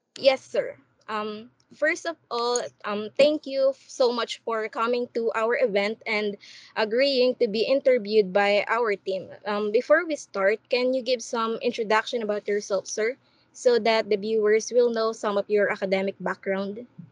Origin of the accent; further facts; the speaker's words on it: Philippines; now in Korea; I am also from the Philippines